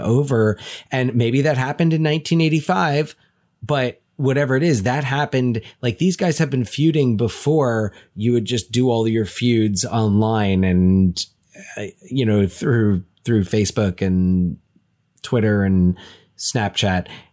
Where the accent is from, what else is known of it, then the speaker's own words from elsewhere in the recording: Union County, New Jersey, United States; we grew up in Union County, New Jersey